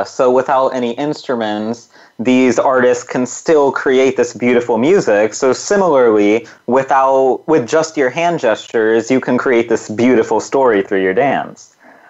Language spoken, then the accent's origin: English; Punjab, India; So I come from Punjab, and so our most famous type of dance is called Bhangra.